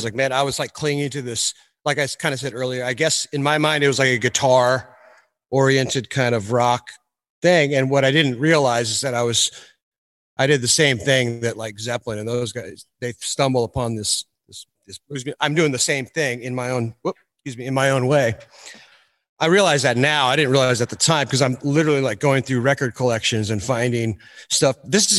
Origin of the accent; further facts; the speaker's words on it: Cameron Park, California, United States; I'm from Cameron Park, which is a town outside of Placerville, which I think you guys know.